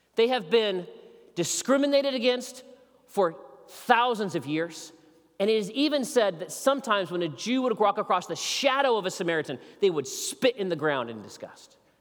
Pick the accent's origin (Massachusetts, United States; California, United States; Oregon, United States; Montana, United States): Oregon, United States; Ontario; moved away; you cannot get further from Eugene, Oregon than Ontario, Oregon. I, where I grew up, we grew up on the Snake River